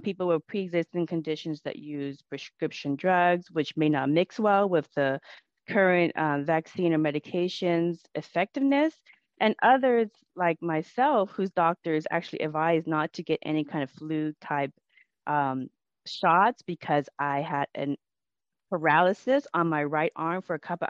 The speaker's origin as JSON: {"language": "English", "town": "Everett", "region": "Washington", "country": "United States", "said": "I'm from Everett, Washington, which is 20 miles away from Seattle"}